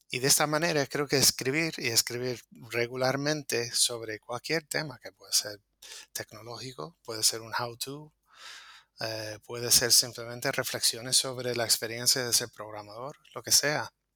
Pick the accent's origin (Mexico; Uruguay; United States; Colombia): United States; now in Las Palmas de Gran Canaria, Spain; soy programador de Estados Unidos